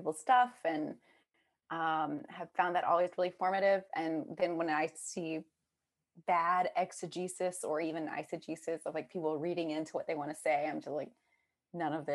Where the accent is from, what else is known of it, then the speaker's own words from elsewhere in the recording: South Georgia, United States; now in Boston, United States; I grew up in South Georgia, strong Baptist area